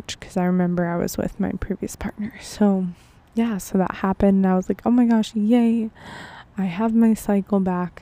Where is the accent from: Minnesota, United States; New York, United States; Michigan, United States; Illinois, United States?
New York, United States; Buffalo; moved away; my hometown, Buffalo, New York